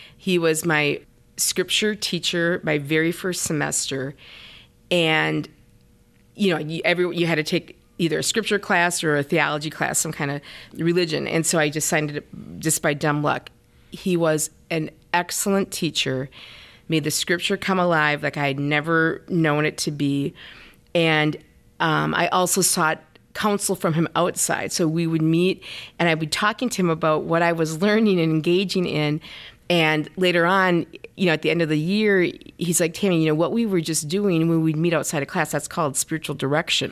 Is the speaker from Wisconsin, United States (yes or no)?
yes; Forestville, Wisconsin, United States; moved away; I am from a small town called Forestville, Wisconsin.